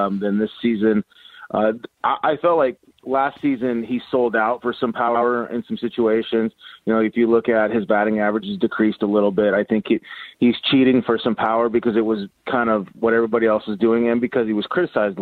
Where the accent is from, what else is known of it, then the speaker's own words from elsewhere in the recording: Havre, Montana, United States; growing up in Haver, small town